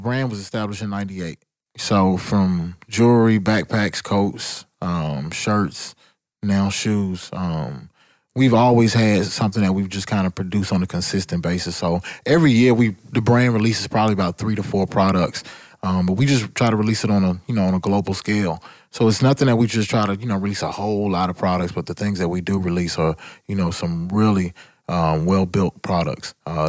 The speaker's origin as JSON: {"language": "English", "town": "Atlanta", "region": "Georgia", "country": "United States", "said": "only thing I had to do was say I'm from Atlanta, and people were just so interested in knowing what was going on, as opposed to probably in middle school, you were like, I'm from Atlanta"}